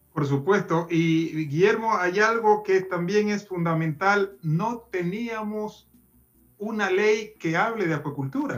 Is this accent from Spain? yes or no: no; Ecuador; no solo como presidente, sino como ciudadano ecuatoriano